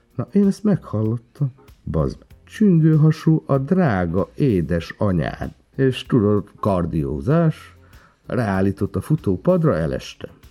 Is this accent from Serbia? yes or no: no; Transcarpathia, Zakarpattia Oblast, Ukraine; moved away as an adult; now in Hungary; mivel Kárpátodán születtem, magyar vagyok, de meg ukrán is